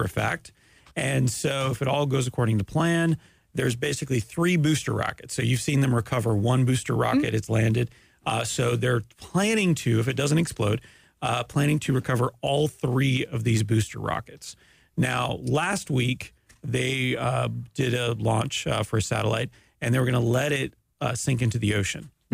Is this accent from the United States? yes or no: no; Canada; I'm Canadian